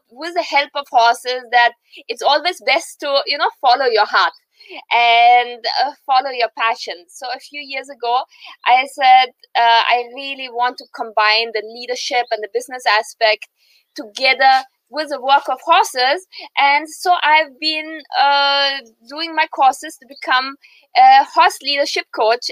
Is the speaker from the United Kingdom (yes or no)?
no; Austria; moved away as an adult; now in India; I was born in Austria, in the heart of Europe, close to Germany